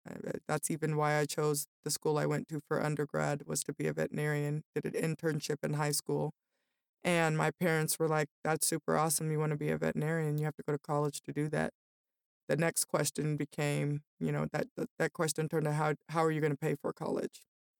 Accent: Denver, Colorado, United States; also born or lived in Las Vegas / Aurora; I grew up in Denver. My kindergarten and first grade, we lived in Las Vegas, and I went to the same school.

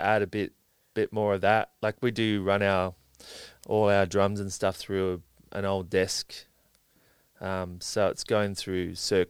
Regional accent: Sydney, New South Wales, Australia; No, I grew up around Balmain.

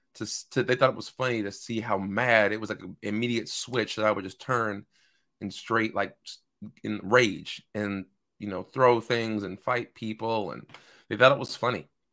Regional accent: Seattle, Washington, United States; born and raised in Seattle, Washington. Lived here my entire life.

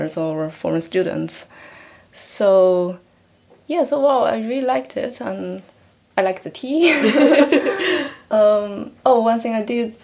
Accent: China; moved away as an adult; also born or lived in Hong Kong; now in United Kingdom; Well, I come from China. I grew up in China before I went to university.

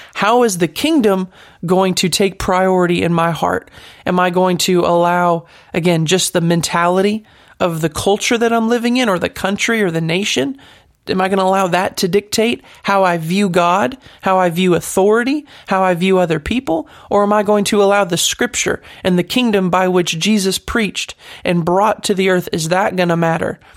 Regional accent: United States; As an American

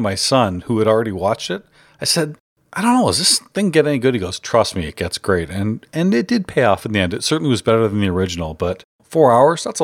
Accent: Canada; my home country of Canada

